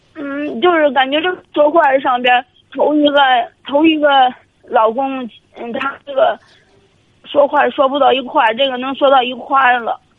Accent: Shijiazhuang, Hebei, China; 我是河北省石家庄这边的

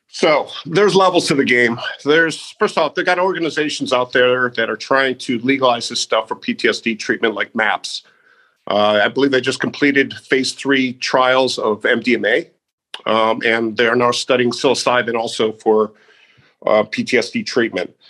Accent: Naperville, Illinois, United States; I grew up outside of Chicago uh, in Naperville, Illinois

